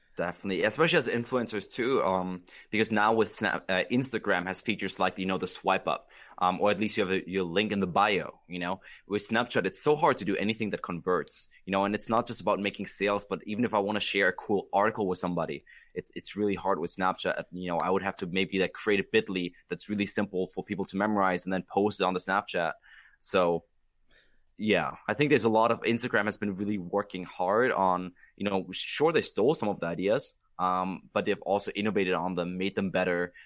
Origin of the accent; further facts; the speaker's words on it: Germany; now in United States; I was born and raised in Germany